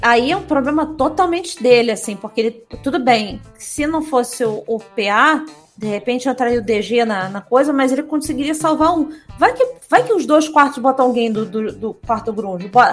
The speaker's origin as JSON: {"language": "Portuguese", "region": "Rio de Janeiro", "country": "Brazil", "said": "Eu sou carioca"}